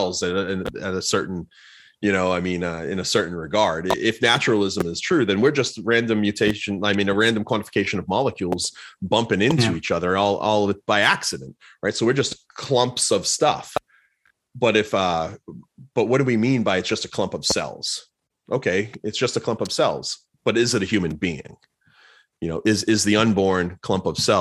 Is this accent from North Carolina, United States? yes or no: no; Plymouth, Massachusetts, United States; moved away; I grew up in Plymouth, Massachusetts